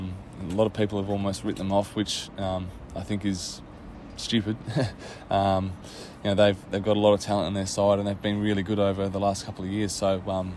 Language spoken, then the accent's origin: English; Western Australia, Australia; I'm West Australian and a very proud one